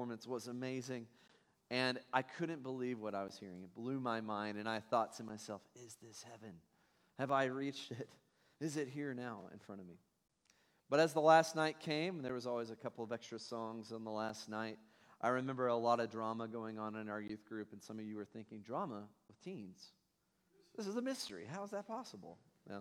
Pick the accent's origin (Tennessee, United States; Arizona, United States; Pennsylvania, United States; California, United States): Tennessee, United States; now in Ohio, United States; I'm from Tennessee